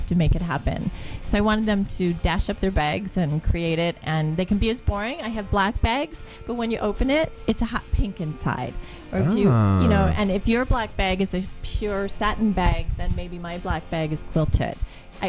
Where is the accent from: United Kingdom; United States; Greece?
United States; Naperville, Illinois; I'm from Naperville. Originally.